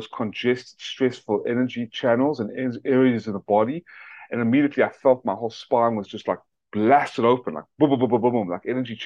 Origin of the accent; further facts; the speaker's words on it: South Africa; also born or lived in Atlanta, Georgia; now in United States; I was born in my native country of South Africa